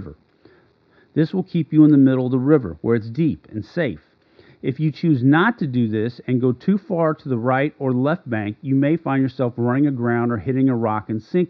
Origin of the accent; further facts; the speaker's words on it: St. Louis, Missouri, United States; I grew up in St. Louis, Missouri.